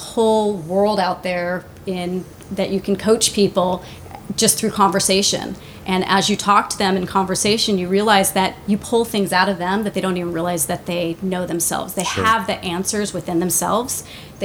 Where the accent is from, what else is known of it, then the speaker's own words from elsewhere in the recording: La Jolla, California, United States; I'm from La Jolla. I grew up in La Jolla